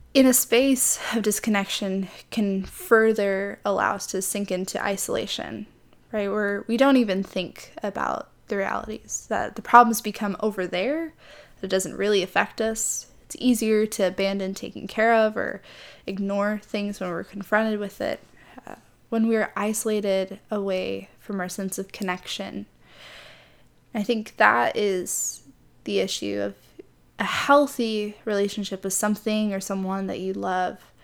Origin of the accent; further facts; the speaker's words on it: Midwest, United States; moved away as an adult; now in California, United States; I grew up in the Midwest, so the closest body of water to me was Lake Michigan